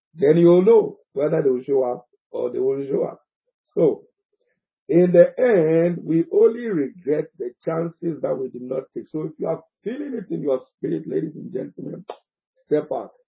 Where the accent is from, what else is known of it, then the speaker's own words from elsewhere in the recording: Ghana; I am a Ghanaian.